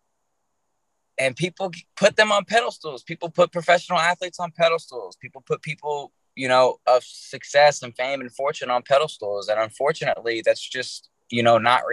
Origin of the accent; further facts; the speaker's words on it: Charleston, West Virginia, United States; moved away; I wouldn't be who I am without West Virginia. I truly believe that, man. I can't imagine growing up anywhere else that I grew up. Obviously, I don't live there anymore